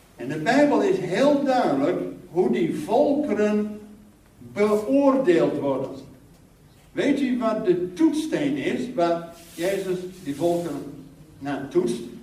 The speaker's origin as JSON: {"language": "Dutch", "country": "Netherlands", "said": "als Nederlander"}